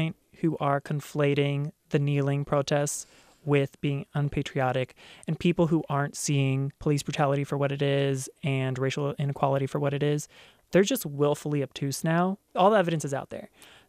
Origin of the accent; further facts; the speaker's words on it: Baltimore, Maryland, United States; I'm from Baltimore.